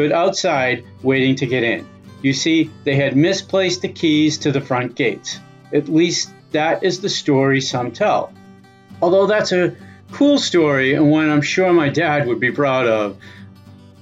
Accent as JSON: {"language": "English", "town": "Cambridge", "region": "Massachusetts", "country": "United States", "said": "I'm from Cambridge, Mass., and I grew up following the Red Sox"}